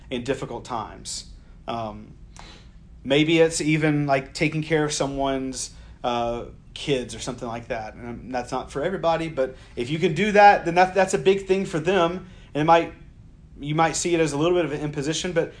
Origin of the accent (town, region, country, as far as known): the South, United States; born or raised there